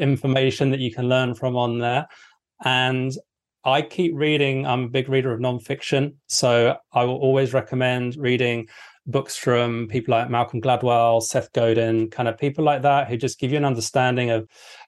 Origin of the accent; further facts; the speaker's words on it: England, United Kingdom; I'm English.